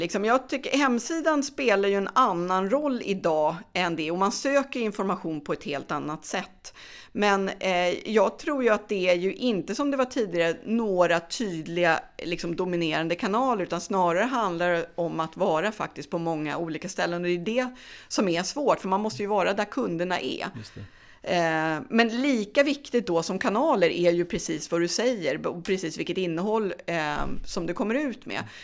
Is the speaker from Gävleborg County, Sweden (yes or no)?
yes; Gävle, Gävleborg County, Sweden; moved away; jag är från Gävle då men flyttade tillbaka hem